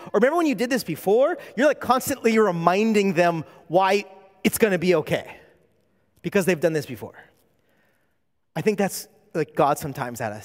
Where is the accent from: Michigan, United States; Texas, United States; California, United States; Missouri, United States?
California, United States; moved away as an adult; now in Hawaii, United States; I'm not from Hawaii, I'm from California